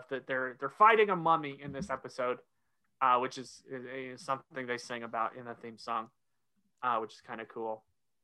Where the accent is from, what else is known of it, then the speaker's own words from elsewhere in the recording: Oklahoma, United States; moved away as an adult; now in North Carolina, United States; I grew up in Oklahoma, going to school in North Carolina